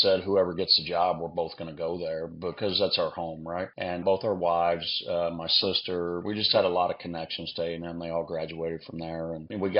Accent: Houston, Texas, United States; moved away as an adult; now in Lafayette, United States; we're from Texas in the Houston area

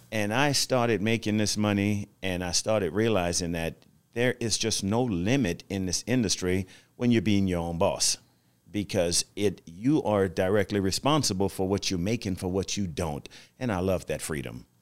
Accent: Louisiana, United States; accent: Louisianan; growing up in Louisiana, uh, that was our native language was French.

